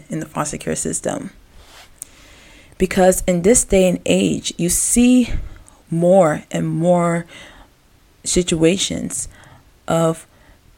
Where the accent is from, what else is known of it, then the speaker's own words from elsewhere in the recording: Gaithersburg, Maryland, United States; growing up in Gaithersburg, Maryland